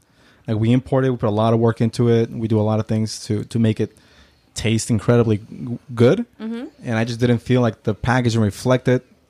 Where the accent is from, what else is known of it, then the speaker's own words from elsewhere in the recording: Oaxaca, Mexico; moved away; Born in Oaxaca in 87. And then I lived there until I was 6 3/4. Uh-huh. We moved back. We moved here in June. And I turned 7 in July.